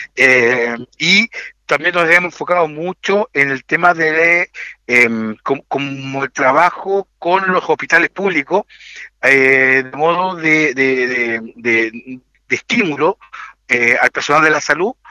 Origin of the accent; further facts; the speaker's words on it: Linares, Maule, Chile; also born or lived in Santiago Metropolitan Region; now in San José de Maipo, Chile; Yo soy de Linares, así que eh, mi corazón está allá